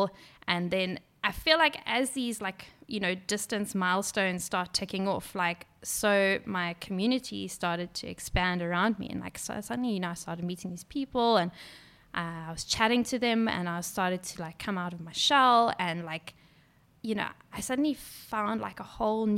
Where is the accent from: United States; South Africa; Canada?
South Africa; Durban, KwaZulu-Natal; I grew up in Durban